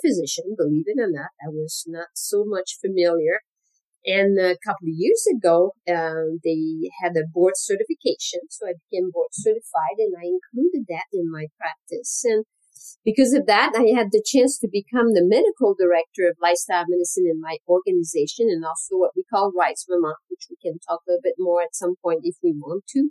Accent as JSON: {"language": "English", "region": "Quebec", "country": "Canada", "moved": "as an adult", "lives_now": "United States", "said": "I'm originally from Canada, from Quebec."}